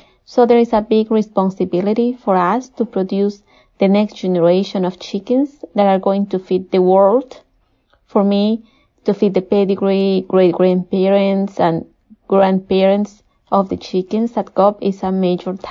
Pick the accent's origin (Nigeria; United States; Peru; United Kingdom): Peru; moved away as an adult; I was born and raised in Peru